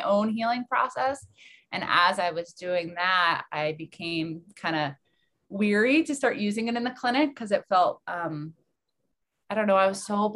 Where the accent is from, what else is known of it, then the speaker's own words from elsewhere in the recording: New Jersey, United States; moved away as an adult; also born or lived in Maine; now in Portland, United States; I'm from New Jersey